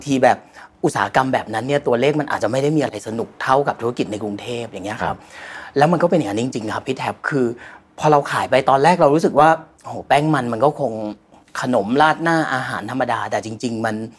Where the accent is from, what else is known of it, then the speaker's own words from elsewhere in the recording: Nakhon Ratchasima, Thailand; ผมได้กลับไปทำงานที่โคราชบ้านเกิดเลย